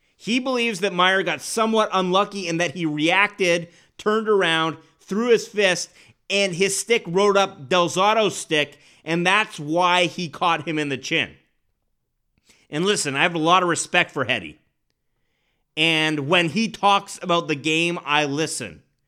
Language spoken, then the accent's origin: English; Winnipeg, Manitoba, Canada; moved away; growing up in Winnipeg, every recess soccer game in grade school ended in a brawl